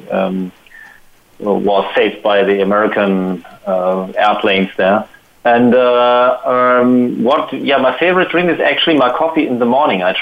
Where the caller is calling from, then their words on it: Potsdam, Brandenburg, Germany; I'm calling from Potsdam, which is near Berlin.